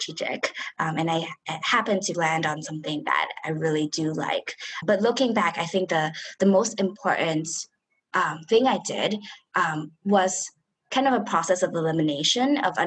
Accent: Hong Kong; we come from Hong Kong

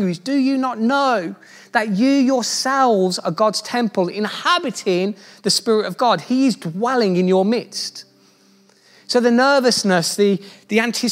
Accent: Birmingham, West Midlands, United Kingdom; accent: Brummie; my beautiful Brummie accent

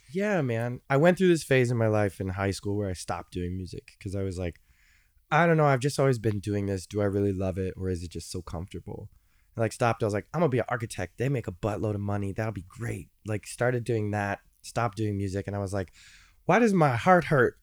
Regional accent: Chicago, Illinois, United States; moved away as an adult; also born or lived in Cincinnati, Ohio; I grew up in Chicago

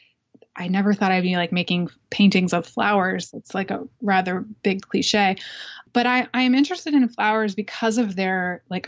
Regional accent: Lancaster, Pennsylvania, United States; moved away; also born or lived in New Jersey; I was born in New Jersey, but I grew up in Pennsylvania, in Lancaster, Pennsylvania

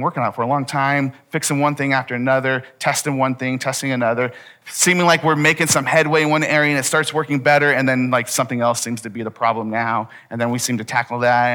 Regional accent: United States; we're American

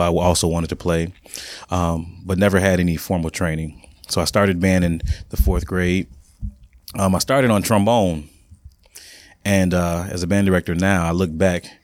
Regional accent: Harvey, Illinois, United States; I was born and raised in Harvey

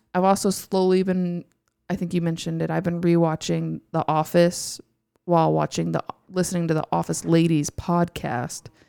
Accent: Houston, Texas, United States; I'm from Houston. I grew up in Houston, so I am an Astros fan

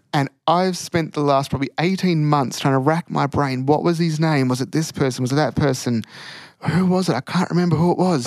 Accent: country Victoria, Australia; also born or lived in Bendigo / Ballarat; grew up around country Victoria, moving around

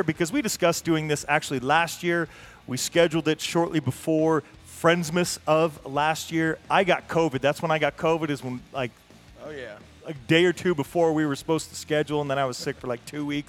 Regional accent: Salt Lake City, Utah, United States; we're here in Salt Lake City. We're from Salt Lake City

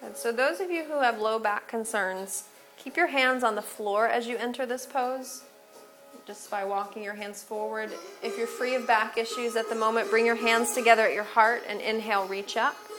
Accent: Menominee, Michigan, United States; I'm from Menominee, Michigan

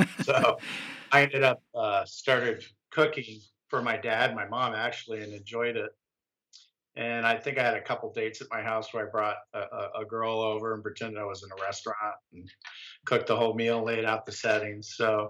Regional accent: Hawaii, United States; also born or lived in San Diego; So I think growing up in Hawaii was very fortunate for me to be there. If I had a chance to do it again, I would do it every chance I get.

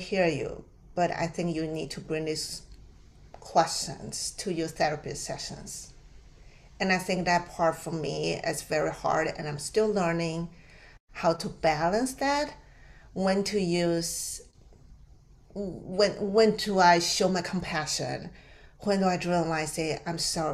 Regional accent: Taiwan; English is a second language; moved away as an adult; now in United States; I was born and raised in Taiwan

